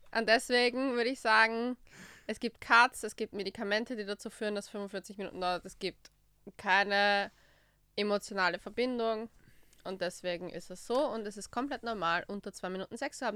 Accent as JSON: {"language": "German", "country": "Austria", "said": "bei uns in Österreich"}